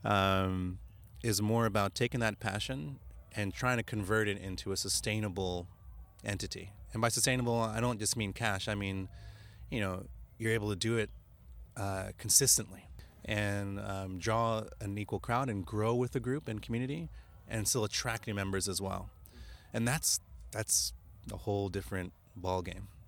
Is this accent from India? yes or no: no; United States; moved away as an adult; now in Japan; I'm an American, or I, yeah, I grew up in America